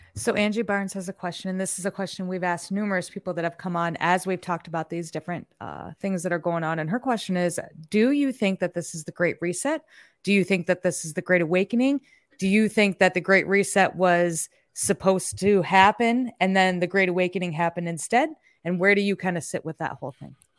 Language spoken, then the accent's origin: English; Iowa, United States; I'm from Iowa